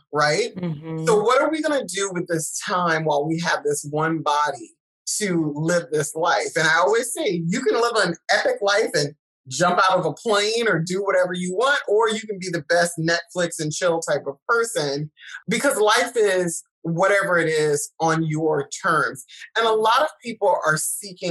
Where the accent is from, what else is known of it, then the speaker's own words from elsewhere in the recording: South Carolina, United States; I'm from South Carolina, so I do say y'all